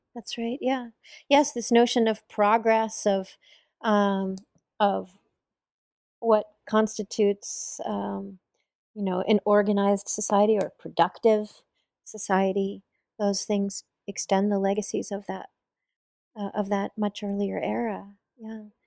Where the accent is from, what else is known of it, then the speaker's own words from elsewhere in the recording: Bloomington, Indiana, United States; here in Bloomington, my hometown